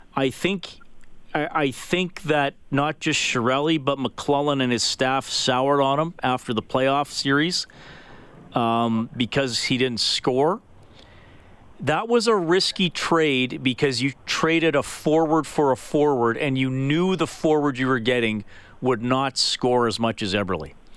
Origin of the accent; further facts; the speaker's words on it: Canada; we as Canadian hockey fans